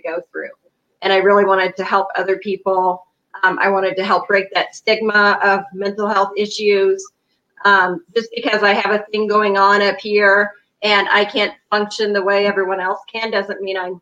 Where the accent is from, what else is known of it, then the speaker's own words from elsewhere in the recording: Kansas City, Missouri, United States; moved away as an adult; now in Denver, United States; I'm originally from Kansas City, Missouri, but I have been in the Denver, Colorado area for 8 years.